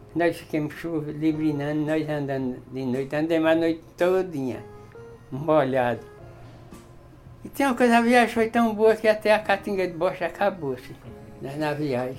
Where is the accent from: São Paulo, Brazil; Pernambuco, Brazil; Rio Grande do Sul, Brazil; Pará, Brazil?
Pernambuco, Brazil; eu sou de Pernambuco, eu andei, eu ainda andei muito